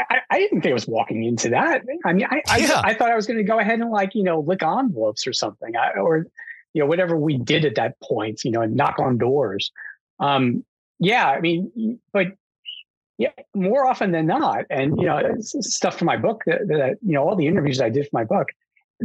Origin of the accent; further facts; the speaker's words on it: New York, United States; I grew up in New York